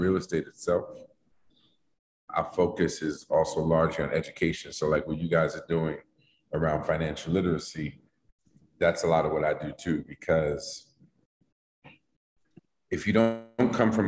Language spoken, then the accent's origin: English; New York City, New York, United States; I grew up in Harlem at the time, in the 70s, it wasn't gentrified